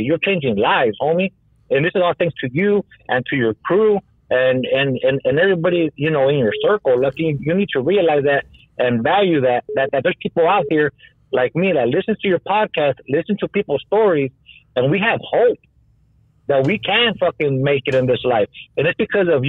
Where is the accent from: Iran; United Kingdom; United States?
United States; Los Angeles, California; moved away; also born or lived in Texas / Colorado; I'm from Highland Park